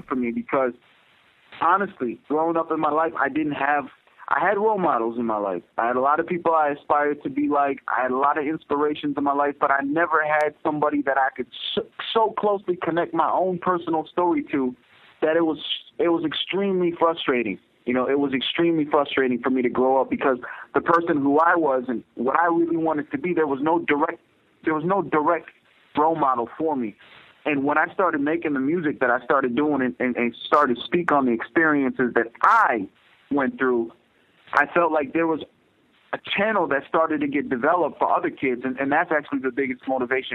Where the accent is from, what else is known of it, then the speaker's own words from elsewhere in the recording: United States; I'm a Pakistani American. I'm a Muslim, and I've had so much strain growing up in my life just because